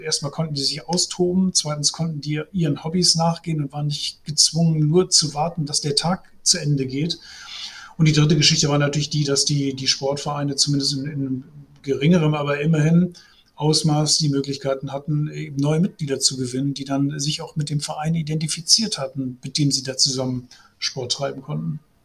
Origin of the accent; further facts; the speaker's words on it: Essen, North Rhine-Westphalia, Germany; ich bin gebürtig aus Essen